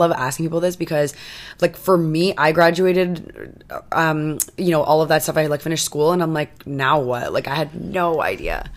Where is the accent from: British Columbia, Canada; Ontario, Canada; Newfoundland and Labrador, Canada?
Ontario, Canada; Toronto; I grew up in Toronto